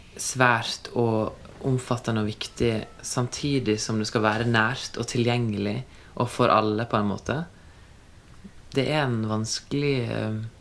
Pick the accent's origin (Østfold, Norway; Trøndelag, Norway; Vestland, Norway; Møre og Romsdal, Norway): Vestland, Norway; Førde; moved away; det har gått bra med meg som kom fra Førde